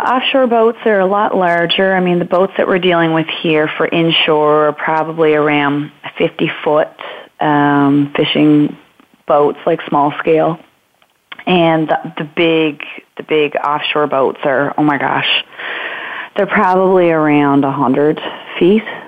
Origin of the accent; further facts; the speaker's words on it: Marystown, Newfoundland and Labrador, Canada; now in Norris Point, Canada; I'm from Marystown. We're not actually from Norris Point.